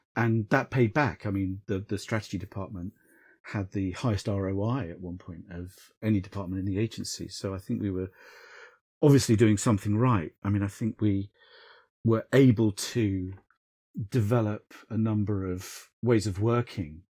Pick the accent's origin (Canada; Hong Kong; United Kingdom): United Kingdom; South Coast, England; I grew up on the South Coast